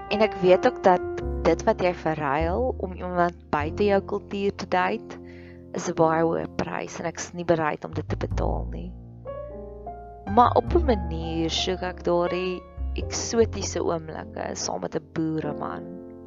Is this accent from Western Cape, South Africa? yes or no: no; Free State, South Africa; ek groot geword het in die Vrystaat